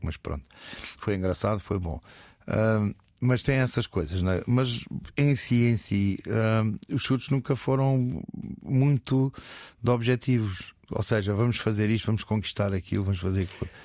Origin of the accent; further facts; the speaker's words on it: Almada, Setúbal, Portugal; also born or lived in Alentejo; que era um, um, um puto da Almada